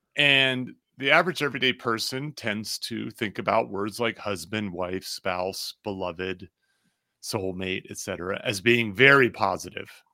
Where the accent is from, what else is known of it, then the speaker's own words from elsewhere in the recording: New Jersey, United States; now in Denver, United States; I grew up in New Jersey